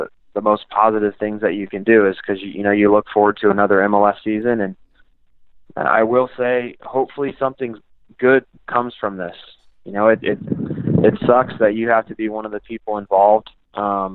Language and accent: English; Kansas City, United States; playing here in Kansas City, and I have a lot of pride for my hometown.